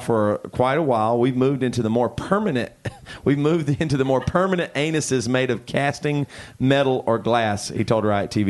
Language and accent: English; South Carolina, United States; we're from South Carolina